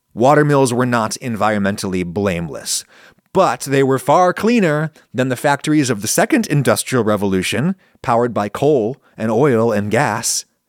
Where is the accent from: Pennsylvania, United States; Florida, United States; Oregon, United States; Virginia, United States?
Pennsylvania, United States; moved away; growing up in Pennsylvania